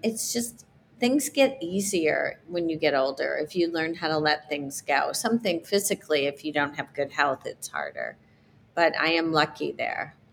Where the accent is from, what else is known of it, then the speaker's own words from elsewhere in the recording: South Bend, Indiana, United States; I grew up in South Bend, Indiana